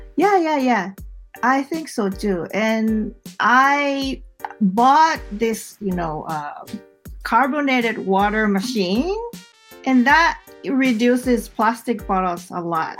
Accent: Mie, Japan; English is a second language; moved away as an adult; also born or lived in Tokyo; I moved back to my hometown in 2012

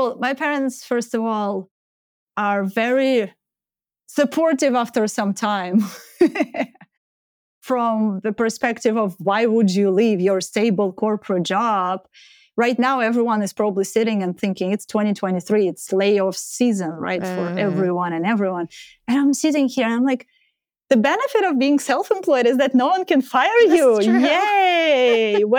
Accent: Ukraine; English is a second language; I'm from Ukraine.

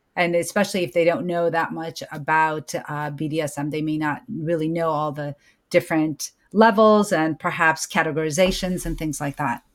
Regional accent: United States; born or raised there

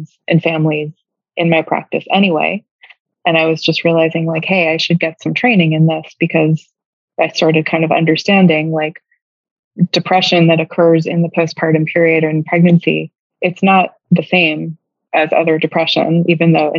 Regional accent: New York, United States; moved away as an adult; now in Savannah, United States; I'm from New York and like started work, you know, doing this work in New York

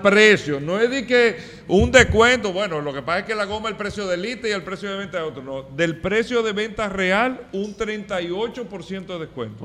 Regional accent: Dominican Republic; nosotros como dominicanos, República Dominicana

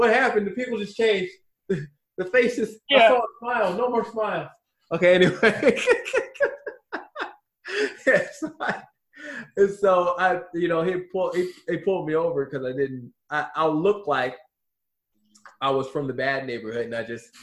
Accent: Baltimore, Maryland, United States; moved away as an adult; now in Gilbert, United States; I'm from Baltimore, I only lived in one, like, messed up city my whole life

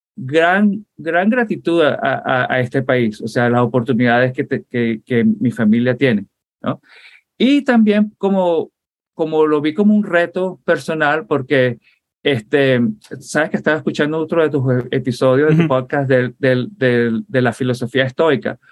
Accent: Puerto La Cruz, Anzoátegui, Venezuela; also born or lived in Caracas, Venezuela / Fort Lauderdale, Florida, United States; now in United States; Y entonces yo pasé la infancia, y crecí, para mí Venezuela es el oriente. Yo crecí en Puerto La Cruz, en Barcelona

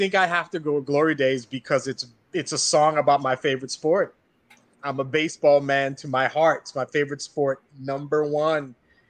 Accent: Long Island, New York, United States; I'm from Long Island, so I'm more … than I am

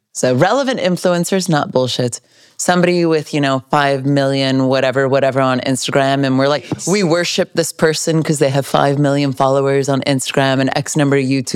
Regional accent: Cupertino, California, United States; moved away; also born or lived in Los Angeles; I grew up in Cupertino.

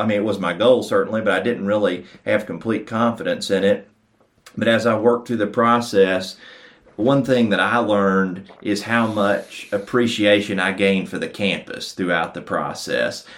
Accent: Athens, Tennessee, United States; moved away; growing up in Athens, and I'm really thrilled to be back here today

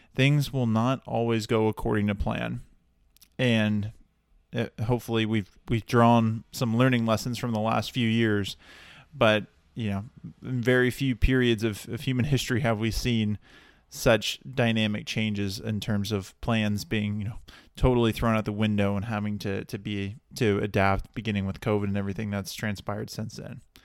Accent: Dallas, Texas, United States; moved away as an adult; now in Santa Barbara, United States; I'm originally from Texas, originally from the Dallas area

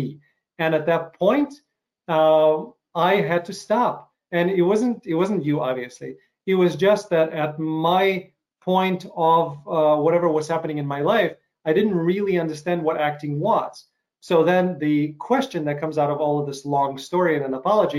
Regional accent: Chicago, Illinois, United States; my hometown of Chicago, hometown of Chicago

